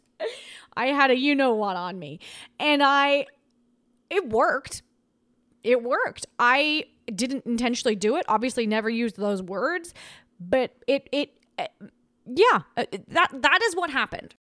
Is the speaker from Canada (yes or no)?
no; Australia; moved away; I grew up in Australia